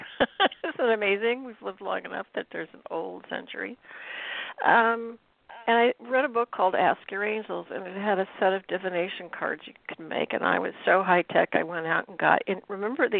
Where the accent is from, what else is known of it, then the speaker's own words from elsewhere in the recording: Cook, Illinois, United States; moved away as an adult; now in Boston area, United States; I'm from Cook, Illinois